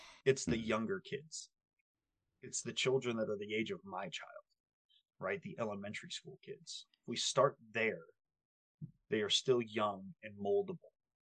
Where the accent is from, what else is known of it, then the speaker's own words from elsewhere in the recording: United States; we as Americans